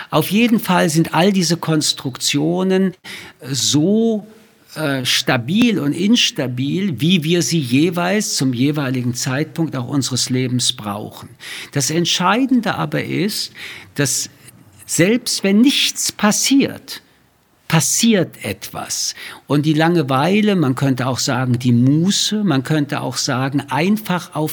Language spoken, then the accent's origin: German; Paris, Île-de-France, France; born there; Wie Sie wissen, bin ich in Paris geboren.